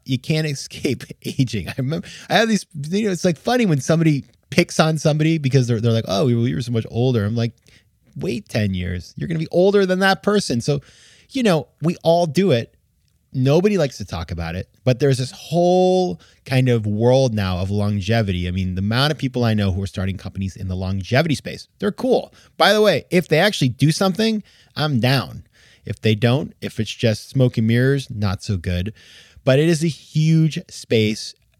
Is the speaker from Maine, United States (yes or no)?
yes; Maine, United States; I grew up skiing. I'm from Maine